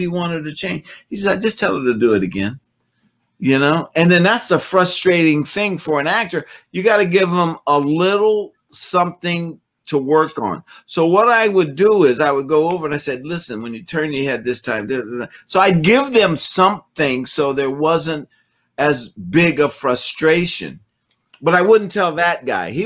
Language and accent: English; Oakland, California, United States; when I was growing up in Oakland